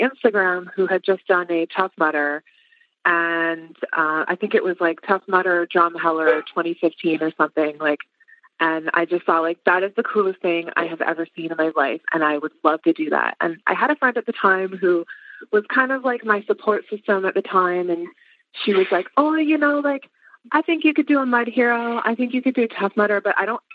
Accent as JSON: {"language": "English", "town": "Edmonton", "region": "Alberta", "country": "Canada", "said": "I am from Edmonton, Alberta, Canada"}